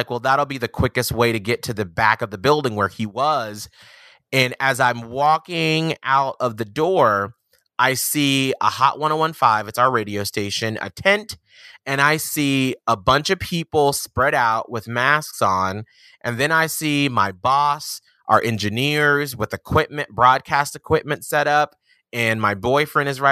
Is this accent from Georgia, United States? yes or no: yes; Atlanta, Georgia, United States; I'm from Atlanta, Georgia